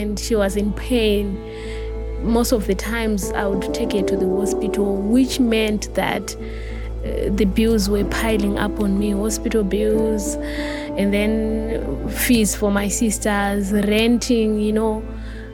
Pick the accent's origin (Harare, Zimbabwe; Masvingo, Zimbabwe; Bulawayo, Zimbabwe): Harare, Zimbabwe; I was born in Harare, and then it was quite sad because my parents had an early divorce